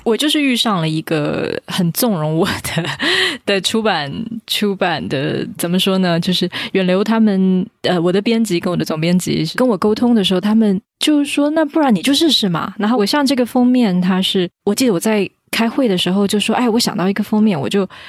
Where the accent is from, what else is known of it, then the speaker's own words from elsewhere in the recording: Taipei, Taiwan; 我们台北就讲梅